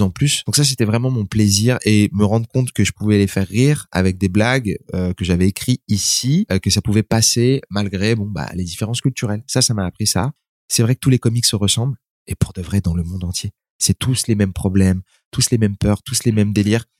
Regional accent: France; je suis né en France

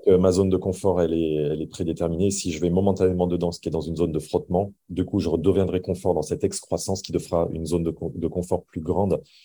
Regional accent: France; je suis français.

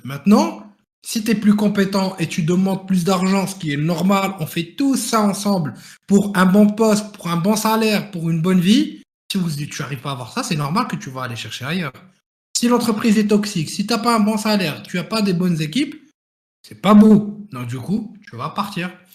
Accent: Morocco; now in France; là d'où je viens, le Maroc

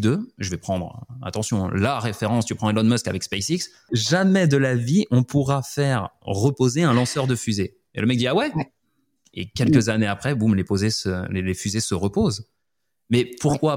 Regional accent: Montpellier, Occitania, France; moved away as an adult; moi de Montpellier

